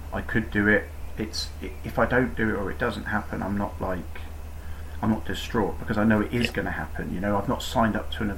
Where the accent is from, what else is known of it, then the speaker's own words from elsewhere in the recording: Newquay, South West England, United Kingdom; also born or lived in Truro; I grew up in Cornwall, I was born in Cornwall, went to school in Newquay